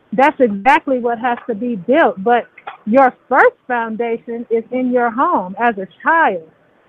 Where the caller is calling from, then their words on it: Las Vegas, Nevada, United States; I'm calling from Las Vegas.